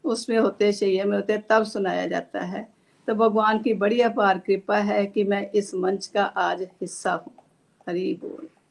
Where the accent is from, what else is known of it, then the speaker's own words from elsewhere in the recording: Pathankot, Punjab, India; now in Chandigarh, India; चंडीगढ़ से हूँ बेसिकली मैं जो है पठानकोट से हूँ